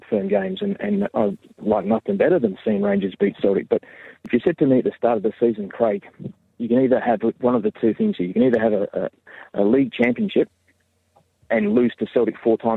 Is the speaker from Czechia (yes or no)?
no; Australia; accent: Australian; moved away as an adult; now in Labrador, Canada; I'm originally from Australia. Parents were both born